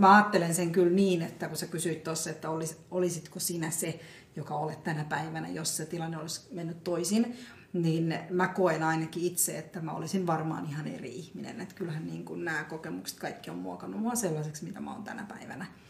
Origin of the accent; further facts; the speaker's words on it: Finland; also born or lived in South India; mä oon ollut vajaa vuotias, kun mä oon tullut Suomeen kaksi vuotta ja kahdeksan kuukautta